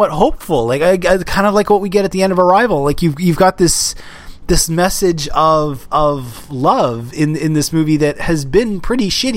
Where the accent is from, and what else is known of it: Canada